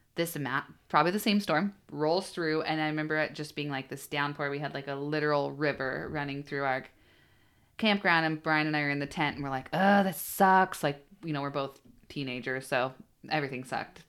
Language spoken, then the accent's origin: English; Bellingham, Washington, United States; I was born and raised in Bellingham, so I, uh, did my whole, yeah, I guess public education there